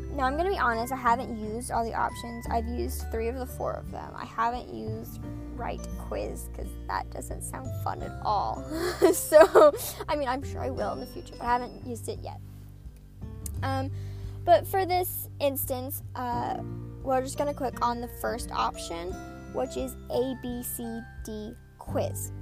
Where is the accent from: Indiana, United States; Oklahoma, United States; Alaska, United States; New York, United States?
Oklahoma, United States; I'm from Oklahoma